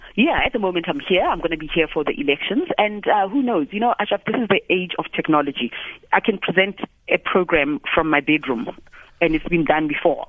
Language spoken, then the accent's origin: English; South Africa; I'm a South African.